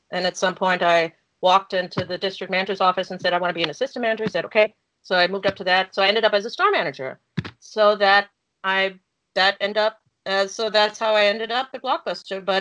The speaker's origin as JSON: {"language": "English", "country": "Germany", "tie": "born or raised there", "second_language": "English", "moved": "as an adult", "lives_now": "United States", "said": "I was born and raised in Germany, but I'm German American. My mom's American"}